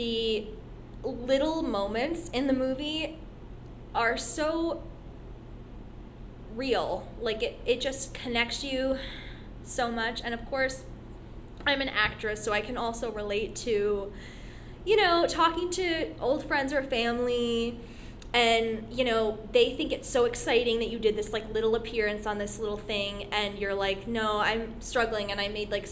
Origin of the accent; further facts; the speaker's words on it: Vernon, New Jersey, United States; I grew up in Vernon, New Jersey